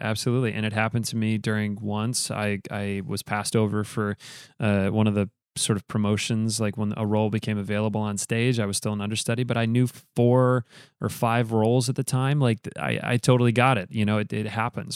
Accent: Grand Rapids, Michigan, United States; We grew up in Grand Rapids together doing theater, um, in high school

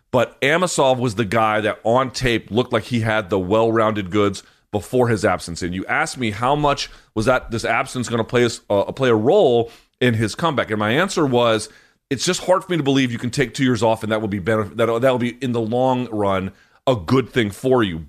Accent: Washington, District of Columbia, United States; right here in Washington, D C

